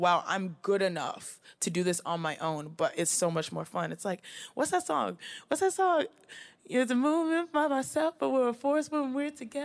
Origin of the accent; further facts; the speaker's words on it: Houston, Texas, United States; moved away; with four girls in the house in Houston, Texas